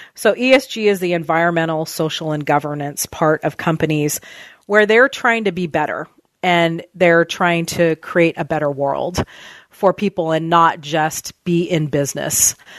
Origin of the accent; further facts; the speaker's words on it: Southern California, United States; moved away as an adult; now in Oregon, United States; I grew up in Southern California and moved to Oregon in two, year two thousand.